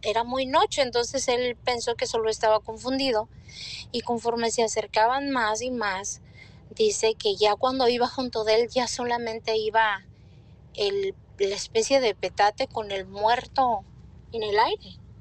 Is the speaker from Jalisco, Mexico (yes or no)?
yes; Las Naranjas, Jalisco, Mexico; del lugar donde yo nací, se llama Las Naranjas, es en el estado de Jalisco